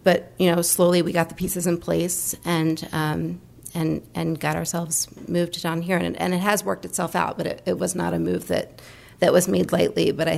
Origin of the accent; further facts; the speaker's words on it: Maryland, United States; moved away as an adult; also born or lived in New York / Boston / Virginia; now in Florida, United States; I grew up in Maryland and went to college in New York and, law school outside of Boston, and then back to New York and then back to Virginia and Maryland.